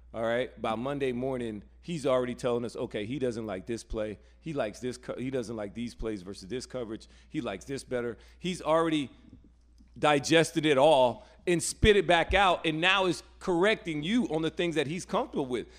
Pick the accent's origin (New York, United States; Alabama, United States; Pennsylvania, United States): Alabama, United States; now in North Carolina, United States; growing up in Alabama and now coming to North Carolina